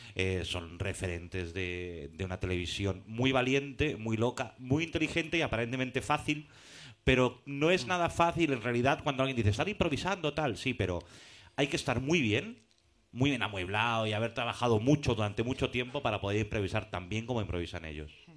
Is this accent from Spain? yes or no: yes; Madrid, Community of Madrid, Spain; moved away as an adult; now in Barcelona, Spain; yo soy madrileño, llevo allí 12 años